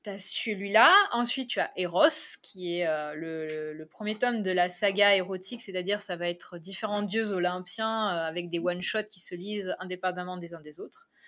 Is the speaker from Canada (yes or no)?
no; Carnoules, Provence-Alpes-Côte d'Azur, France; je suis de Carnoul, donc euh, je suis de la zone varoise